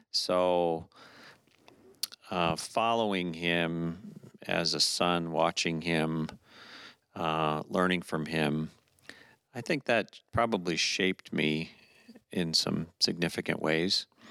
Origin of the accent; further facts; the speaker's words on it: Orlando, Florida, United States; moved away; I grew up in Florida